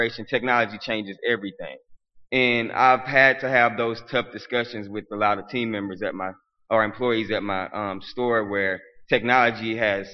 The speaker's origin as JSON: {"language": "English", "region": "Arkansas", "country": "United States", "said": "I'm from Arkansas"}